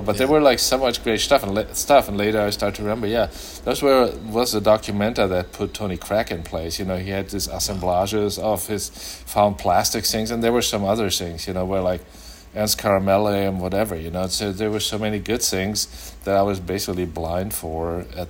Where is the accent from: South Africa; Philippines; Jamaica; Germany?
Germany; English is a second language; now in -; In Germany, everything is near, but it was like two and a half hour drive.